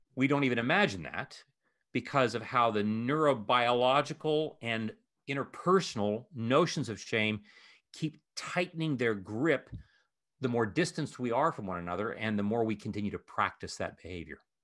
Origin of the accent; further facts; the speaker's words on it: Ohio, United States; moved away; Columbus is the capital of my home state of Ohio.